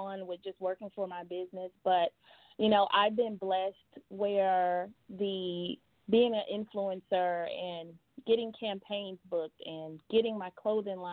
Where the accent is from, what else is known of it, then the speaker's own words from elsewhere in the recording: Atlanta, Georgia, United States; also born or lived in Phoenix, Arizona; born in Phoenix, but most of my life I was actually raised in Atlanta